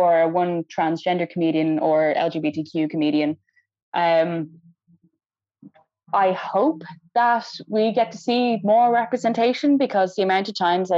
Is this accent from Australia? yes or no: no; Ireland; I was the only Irish person